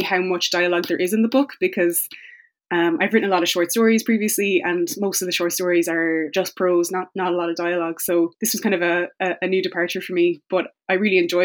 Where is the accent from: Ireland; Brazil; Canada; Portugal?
Ireland; Tipperary, Munster; I grew up in the Midlands. I grew up in Tipperary